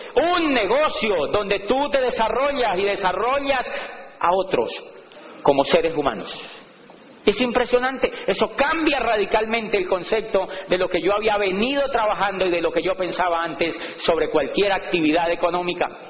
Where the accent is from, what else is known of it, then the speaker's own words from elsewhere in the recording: Colombia; moved away; also born or lived in Popayán; en mi país